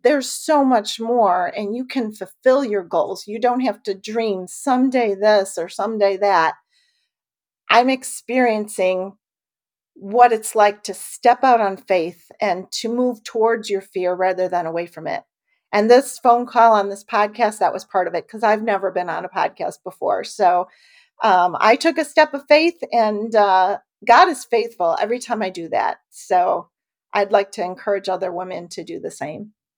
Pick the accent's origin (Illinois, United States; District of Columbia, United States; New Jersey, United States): Illinois, United States; moved away as an adult; now in Cedar Lake, Indiana, United States; we were both born and raised in Illinois